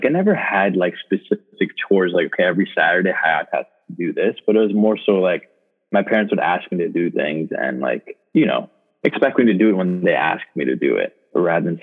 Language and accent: English; Canton, Michigan, United States; also born or lived in Ann Arbor, Michigan / Detroit, Michigan; we moved to Canton. So that's where I mostly grew up, was in Canton.